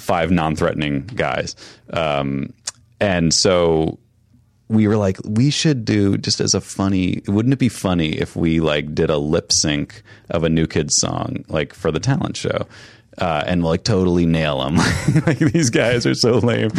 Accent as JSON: {"language": "English", "region": "Massachusetts", "country": "United States", "tie": "born or raised there", "also_born_or_lived": "upstate New York", "said": "grew up in Massachusetts, mostly upstate New York and Massachusetts"}